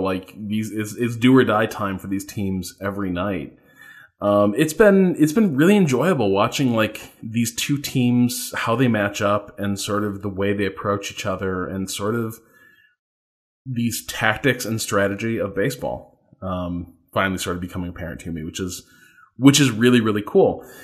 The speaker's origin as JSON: {"language": "English", "region": "a suburb of Chicago in Indiana", "country": "United States", "said": "I'm from like in, uh, a suburb of Chicago in, in Indiana"}